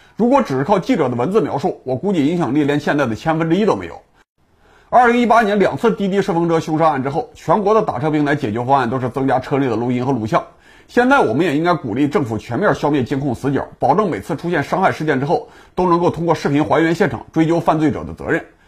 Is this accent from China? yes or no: yes; Pingquan, Hebei, China; 我的家乡平泉州和这次出事儿的洛阳县都是崇繁南三个重点地区。我经常听说家乡当乡政干部的同学去北京和石家庄街坊